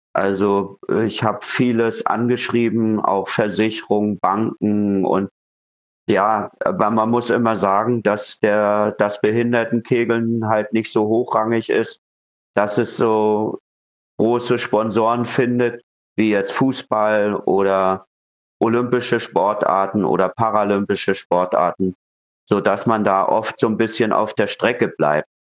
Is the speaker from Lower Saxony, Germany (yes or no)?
no; Rostock, Mecklenburg-Vorpommern, Germany; in meinem Heimatort Rostock